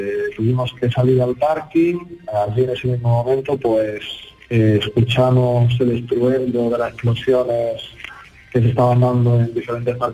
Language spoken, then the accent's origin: Spanish; Zaporizhzhia, Zaporizhzhia Oblast, Ukraine; Spanish is a second language; Nosotros somos de Zaporozhye